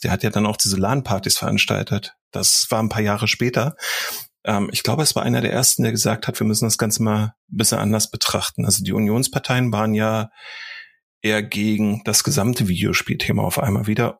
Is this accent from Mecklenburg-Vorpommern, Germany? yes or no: no; Berlin, Germany; moved away; also born or lived in Dresden; Also ich bin ja in Berlin groß geworden und erst später nach Dresden gezogen